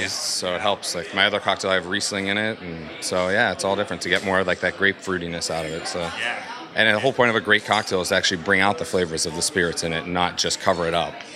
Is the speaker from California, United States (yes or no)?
no; Pittsburgh, Pennsylvania, United States; I'm from Pittsburgh, Pennsylvania.